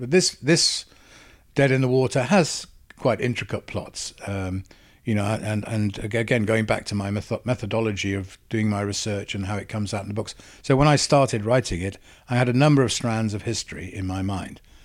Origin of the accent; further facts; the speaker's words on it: Wales, United Kingdom; accent: Welsh; moved away; also born or lived in England; I'm Welsh